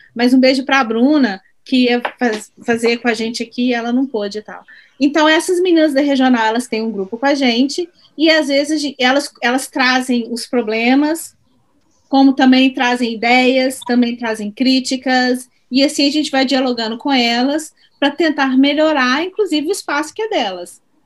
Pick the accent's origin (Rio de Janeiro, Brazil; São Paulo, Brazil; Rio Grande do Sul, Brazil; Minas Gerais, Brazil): Minas Gerais, Brazil; Belo Horizonte; moved away; eu sou de BH também, mas moro é. fora